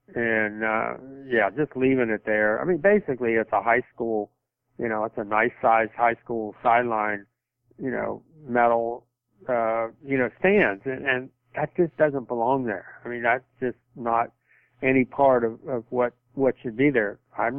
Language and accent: English; Kentucky, United States; I grew up in Kentucky.